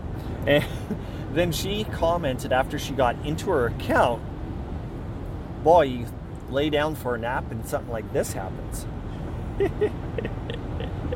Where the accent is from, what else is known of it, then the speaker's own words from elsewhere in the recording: Weyburn, Saskatchewan, Canada; my hometown of Weyburn, Saskatchewan